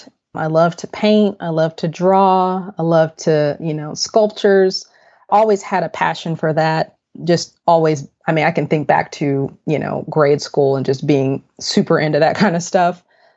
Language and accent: English; Austin, Texas, United States; moved away as an adult; also born or lived in Fort Worth, Texas; now in Dallas, United States; I'm from Austin, which is about 3 hours south of Dallas.